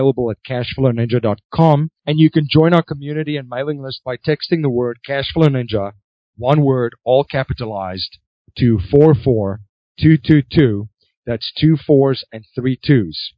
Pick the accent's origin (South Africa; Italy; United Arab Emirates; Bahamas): South Africa; growing up in South Africa